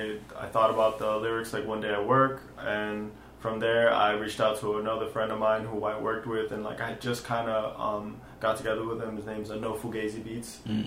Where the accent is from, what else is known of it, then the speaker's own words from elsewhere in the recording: Lawrence, United States; I was born in Lawrence. I was raised a little bit in Lawrence. I've moved around a lot in my life, but Lawrence is always going to be my home.